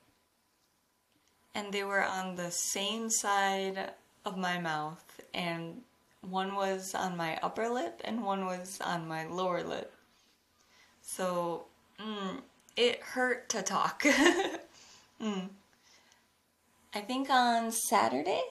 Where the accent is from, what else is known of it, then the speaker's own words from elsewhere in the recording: United States; now in Japan; I'm an American living in Japan